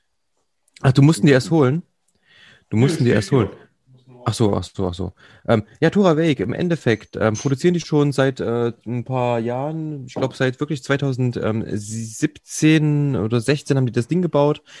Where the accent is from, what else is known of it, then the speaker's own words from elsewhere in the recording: Jena, Thuringia, Germany; Ich, ich, ich bin ja original eigentlich Jenenser also aus Jena stammend